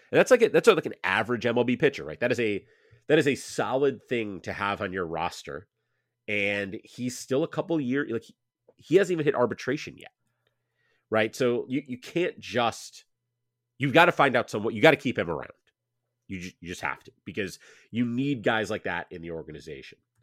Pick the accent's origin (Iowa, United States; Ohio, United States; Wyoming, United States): Ohio, United States; Cleveland; my hometown with my beloved Guardians